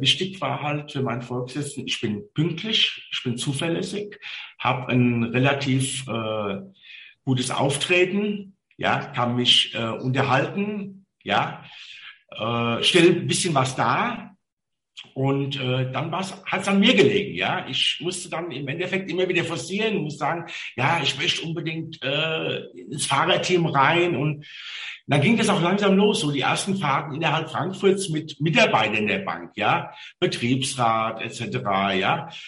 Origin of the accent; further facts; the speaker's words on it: Mainz, Rhineland-Palatinate, Germany; also born or lived in Ingelheim; now in Bingen, Germany; ich bin gebürtiger Mainzer